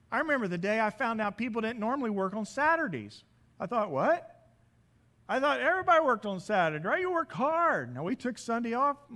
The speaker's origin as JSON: {"language": "English", "region": "Midwest", "country": "United States", "tie": "born or raised there", "said": "As many of you know, I come from the Midwest. I just don't come from the Midwest. I come from a large grain farm."}